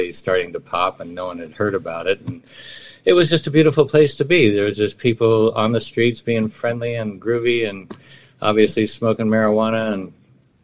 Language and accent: English; San Francisco, California, United States; where I grew up on Filbert and Jones in San Francisco, it was solamente 100% Italiano.